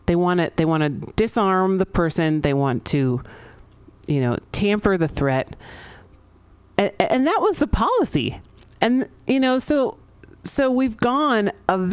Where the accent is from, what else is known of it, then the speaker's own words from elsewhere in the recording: San Francisco, California, United States; I grew up here in San Francisco